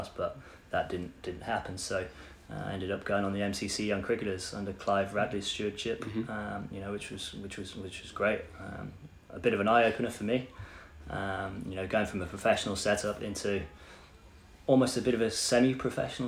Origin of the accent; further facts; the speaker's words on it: Ormskirk, North West England, United Kingdom; moved away; also born or lived in Haslingden; I was still going back home to play for Ormskirk.